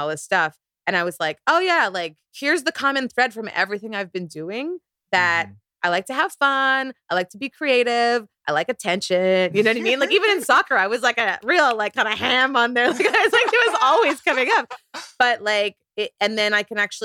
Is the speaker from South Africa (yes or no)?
no; Canada; also born or lived in South Korea; as a Nigerian Canadian